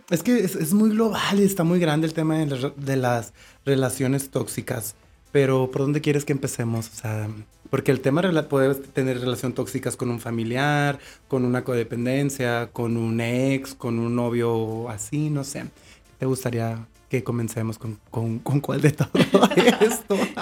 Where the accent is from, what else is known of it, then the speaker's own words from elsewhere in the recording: Mexico; como mexicanos estamos criados